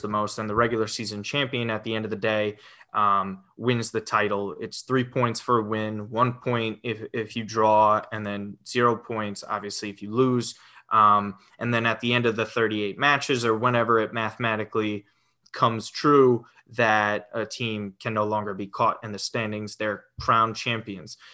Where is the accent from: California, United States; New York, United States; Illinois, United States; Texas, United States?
New York, United States; Westchester; been in New York, Westchester, New York, my whole life. Um, so even even during college as well. So all 26 years, I have been in uh, Westchester, New York.